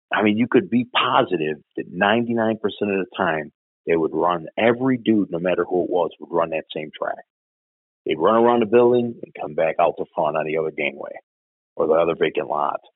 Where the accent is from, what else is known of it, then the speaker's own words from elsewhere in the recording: Chicago, Illinois, United States; I grew up in Bridgeport.